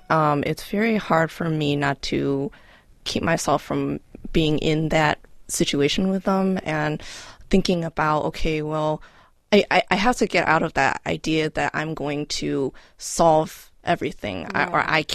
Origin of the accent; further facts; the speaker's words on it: Cleveland, Ohio, United States; also born or lived in Kowloon, Hong Kong; I was born in Hong Kong. Oh, wow. But I was raised in this area